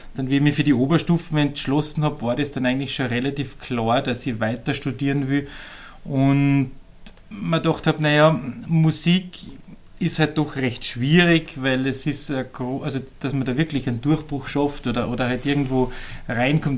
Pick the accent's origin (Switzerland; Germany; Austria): Austria; Upper Austria; Ich bin eigentlich ein geborener Oberösterreicher